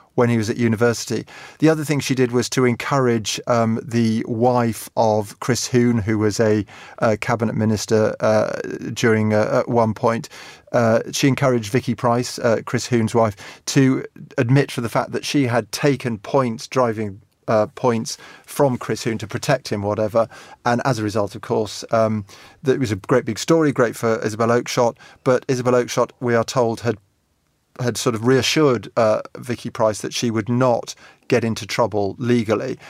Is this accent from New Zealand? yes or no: no; England, United Kingdom; I'm English